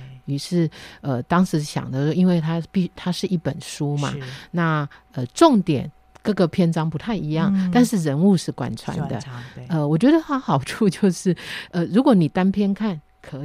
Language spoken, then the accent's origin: Chinese; Beipu, Hsinchu County, Taiwan; accent: Hailu Hakka; 我我在新竹县北埔乡长大